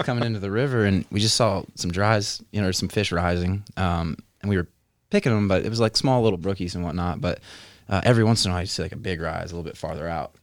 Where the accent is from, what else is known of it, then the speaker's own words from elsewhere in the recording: Philadelphia, Pennsylvania, United States; moved away; I grew up in a not so pretty place. Uh, I was born in Philadelphia, Pennsylvania